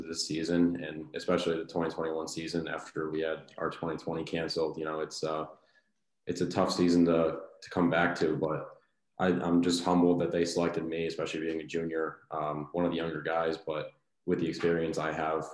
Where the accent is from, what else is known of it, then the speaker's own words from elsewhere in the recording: Watertown, Connecticut, United States; I grew up in Watertown, Connecticut, about 45 minutes from Fairfield